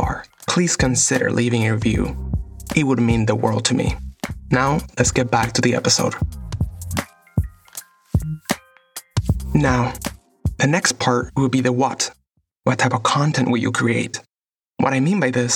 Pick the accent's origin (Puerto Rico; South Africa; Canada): Puerto Rico; moved away as an adult; now in Los Angeles, United States; I was born and raised in Puerto Rico and have been living in Los Angeles for the last